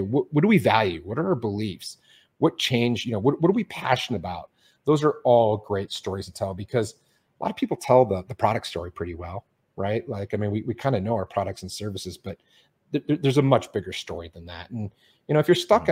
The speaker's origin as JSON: {"language": "English", "town": "Detroit", "region": "Michigan", "country": "United States", "tie": "born or raised there", "moved": "as an adult", "said": "I grew up in Detroit."}